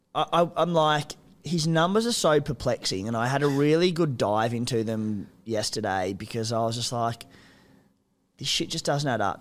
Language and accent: English; Cooma, New South Wales, Australia; moved away; I'm from Cooma